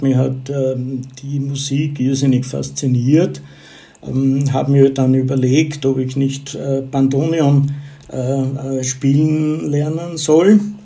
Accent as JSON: {"language": "German", "region": "southern Burgenland", "country": "Austria", "tie": "born or raised there", "also_born_or_lived": "Graz, Styria / Vienna", "moved": "as an adult", "said": "Geboren bin ich in Graz, in der Steiermark, aber aufgewachsen und äh, die Schulzeit verbracht habe ich in einer Kleinstadt im südlichen Burgenland"}